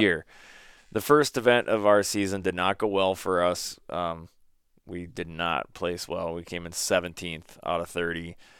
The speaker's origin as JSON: {"language": "English", "region": "Minnesota", "country": "United States", "tie": "born or raised there", "said": "growing up in Minnesota"}